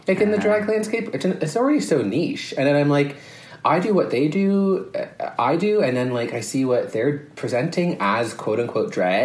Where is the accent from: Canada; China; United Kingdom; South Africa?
Canada; Kingston, Ontario; moved away; We're in the Holiday Inn in Kingston, my hometown